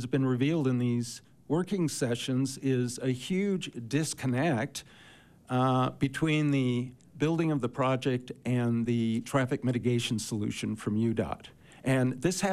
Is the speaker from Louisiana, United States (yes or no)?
no; Silicon Valley, California, United States; now in Park City, United States; I'm actually from Silicon Valley